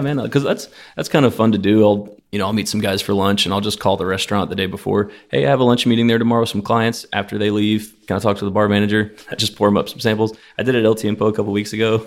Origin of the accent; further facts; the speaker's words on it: Houston, Texas, United States; I grew up off of Fairbanks by the horse track